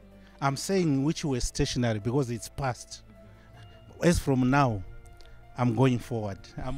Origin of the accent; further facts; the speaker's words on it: Zimbabwe; now in United Kingdom; Originally, I'm from Zimbabwe, but I'm based in UK.